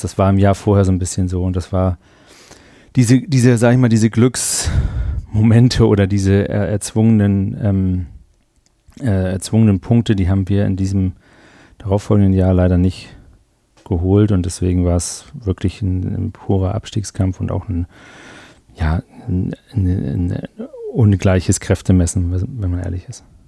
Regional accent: Germany; uns als Deutsche

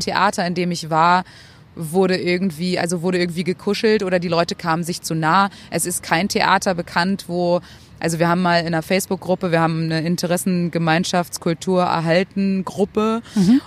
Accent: Spain; now in Germany; meiner Heimat dort

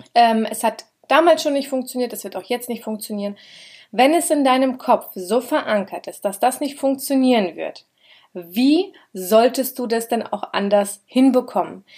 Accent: Schotten, Hesse, Germany; Schotten, da wo ich herkomme, da sind ungefähr zwölftausend Einwohner

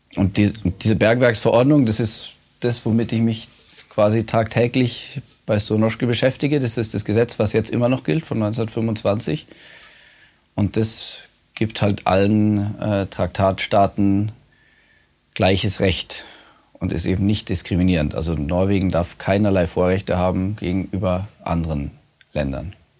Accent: Munich, Bavaria, Germany; moved away as an adult; now in Svalbard, Norway; bin aus München

